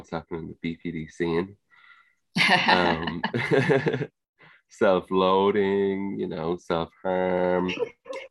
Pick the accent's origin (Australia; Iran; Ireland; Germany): Ireland; accent: Irish; Like, obviously here in Ireland, mm-hmm. if you can't tell from my accent, that's where I am